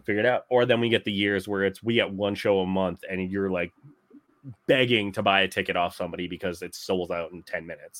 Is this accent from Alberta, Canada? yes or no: yes; St. Albert, Alberta, Canada; Saint Albert minor hockey Jerome McGinley jersey because he grew up in my hometown.